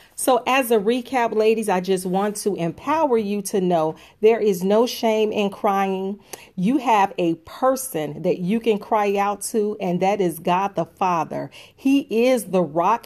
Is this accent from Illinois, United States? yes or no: yes; Chicago, Illinois, United States; I am from Chicago. I am a Southside girl.